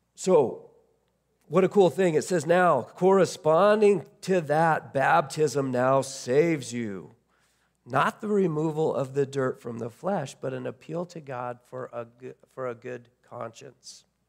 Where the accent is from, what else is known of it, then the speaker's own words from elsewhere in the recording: United States; as American Christians